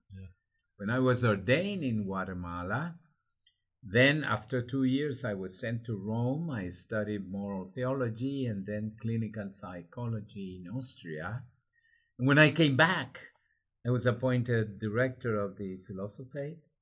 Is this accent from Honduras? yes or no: yes; Honduras; English is a second language; I learned to fly when I was 14 in a clandestine way in an aero club of Honduras